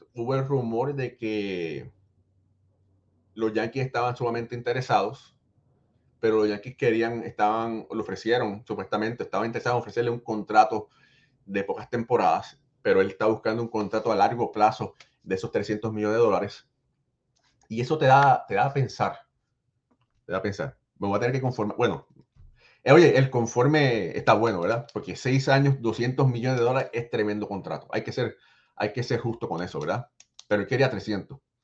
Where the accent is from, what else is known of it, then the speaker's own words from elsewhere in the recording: Puerto Rico; yo soy boricua también